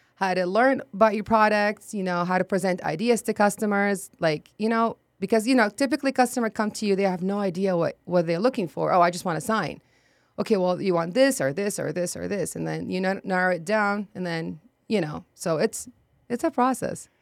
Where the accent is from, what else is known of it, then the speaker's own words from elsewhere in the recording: Baghdad, Baghdad Governorate, Iraq; English is a second language; moved away as an adult; also born or lived in Jordan / Akron, Ohio / Texas; now in San Antonio, United States; I was born and raised in Iraq, Baghdad